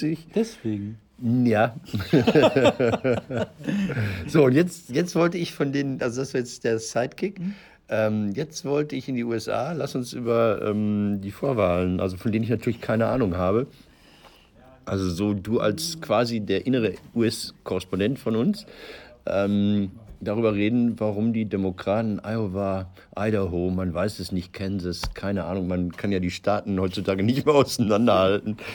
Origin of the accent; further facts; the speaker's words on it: Marl, North Rhine-Westphalia, Germany; born there; Meine, meine Geburtsstadt Marl hat 90.000 Einwohner.